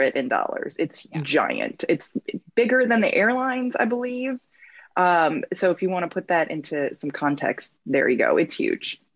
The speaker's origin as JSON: {"language": "English", "region": "Michigan", "country": "United States", "moved": "yes", "lives_now": "Tennessee, United States", "said": "I'm originally from Michigan"}